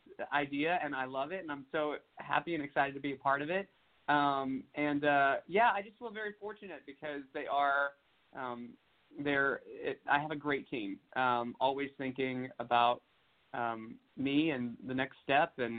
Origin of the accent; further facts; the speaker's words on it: Tennessee, United States; moved away; go back to my home state